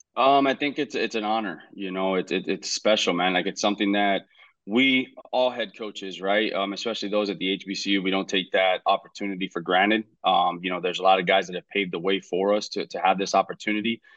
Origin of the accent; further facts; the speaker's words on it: Hialeah, Florida, United States; we moved to Hialeah, uh, two years after, and that's in my hometown